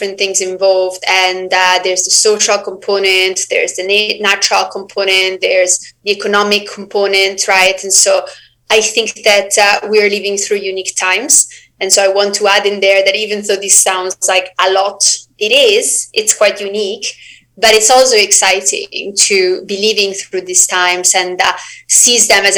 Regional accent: Switzerland; moved away; I'm originally from Switzerland.

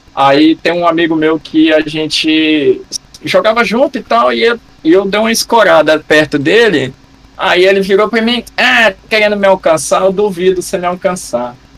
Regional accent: Rondônia, Brazil; Eu sou nascido e criado em Rondônia

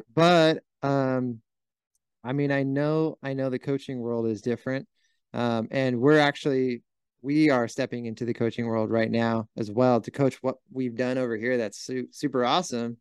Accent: Huntington Beach, California, United States; I was born and raised in Huntington Beach, California

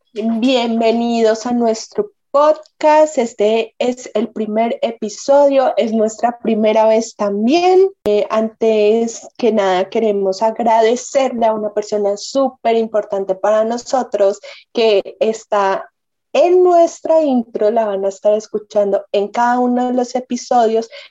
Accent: Manizales, Caldas, Colombia; nosotras eh, somos de Manizales, eh, Caldas, Colombia

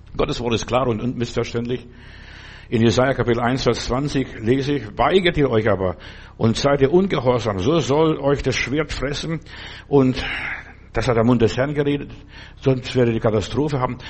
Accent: Lithuania; moved away; in den Sommerferien habe ich bei uns zu Hause in Litauen Kühe draußen ge- behütet

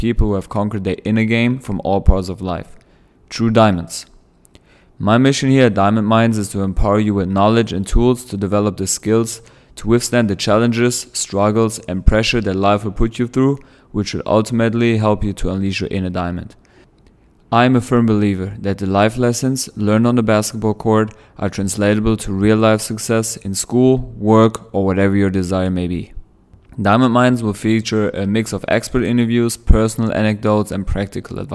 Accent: Germany; moved away as an adult; now in Tampa, United States; I was born and raised in Germany

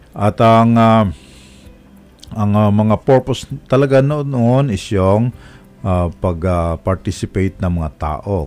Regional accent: Romblon, Mimaropa, Philippines; moved away; Sa amin, sa amin sa Romblon eh, magkadikit lang na bayan

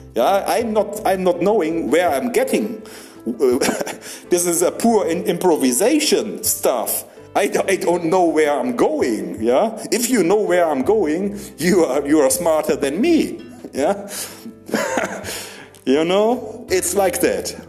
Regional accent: Germany; English is a second language; moved away; I'm from Germany.

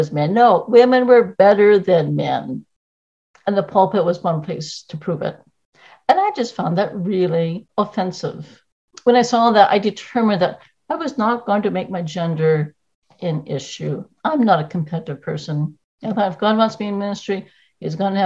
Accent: Perth-Andover, New Brunswick, Canada; moved away as an adult; also born or lived in South Korea / Dartmouth, Nova Scotia; I was born in 1960 in Perth, New Brunswick

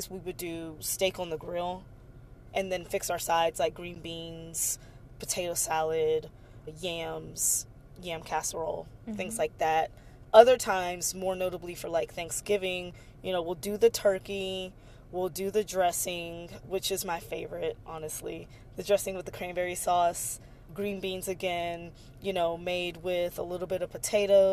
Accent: Galveston, Texas, United States; I'm from Galveston, which is where the Emancipation Proclamation was read. And so I grew up with Juneteenth being like a really special holiday

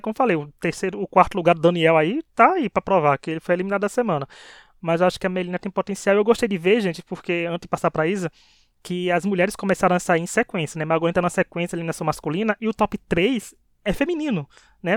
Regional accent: Bahia, Brazil; accent: Northeastern; a gente é da Bahia, o tempero, né, a coisa nordestina, gente. Nordeste, né, nós somos maravilhosos, né, já pode ver não só nosso sotaque

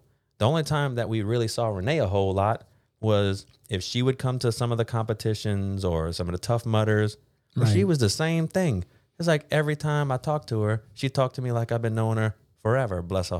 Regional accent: Louisiana, United States; accent: Cajun; And I think for me, I'm kind of a mix of that little bit of Cajun, but also a little bit of that New Orleans kind of yat, you know?

